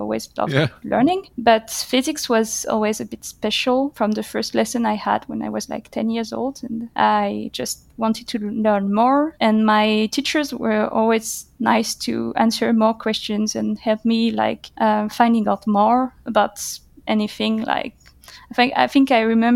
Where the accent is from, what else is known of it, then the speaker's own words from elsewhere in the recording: Paris, Île-de-France, France; I was born in 1991 in Paris, okay. And I'm one of the most sedentary researchers out there. Because I haven't moved that far from Paris. Almost all my life, I've been either in Paris or the suburbs of Paris